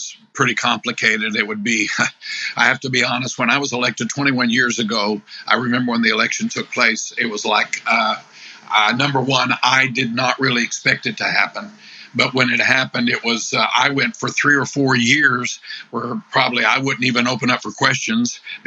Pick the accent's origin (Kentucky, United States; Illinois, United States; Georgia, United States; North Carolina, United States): Illinois, United States; I'm from Illinois